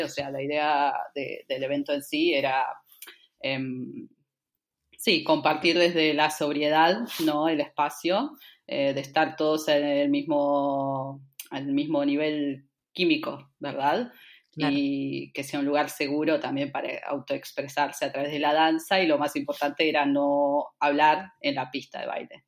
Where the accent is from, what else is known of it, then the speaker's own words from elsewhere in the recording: San Fernando, Buenos Aires Province, Argentina; moved away as an adult; also born or lived in Bariloche; nací en Buenos Aires, en la zona norte, en San Fernando